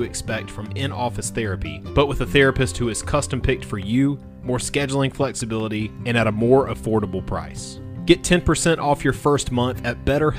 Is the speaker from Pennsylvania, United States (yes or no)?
no; Sumter, South Carolina, United States; So in my hometown of Sumter, South Carolina, we have a rock station, 94.7.